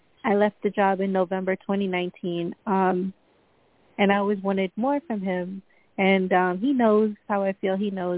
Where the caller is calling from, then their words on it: Long Island, New York, United States; Hi, New York, Long Island, New York.